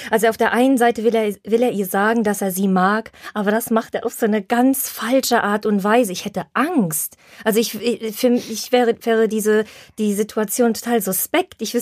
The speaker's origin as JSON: {"language": "German", "region": "Silesian Voivodeship", "country": "Poland", "said": "Deshalb darf ich das sagen. Bei uns in Schlesien, äh, wenn jetzt kein Corona ist und es, es ist Frühling, kommen die Männer immer in so einem Polo-T-Shirt"}